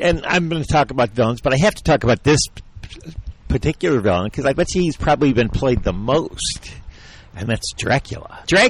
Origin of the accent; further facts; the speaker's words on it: Detroit, Michigan, United States; Dennis and I we grew up together in Detroit